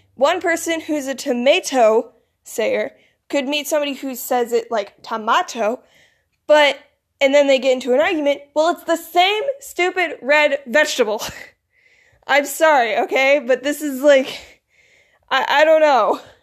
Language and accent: English; Michigan, United States; accent: northern; also born or lived in Florida; I grew up and I was raised in the north, so I have more of a northern accent, but the southern accent is still there